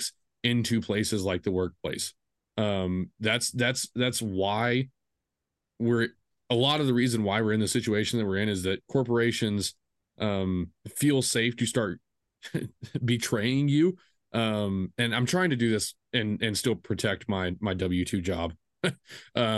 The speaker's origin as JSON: {"language": "English", "region": "Texas", "country": "United States", "said": "I am from Texas"}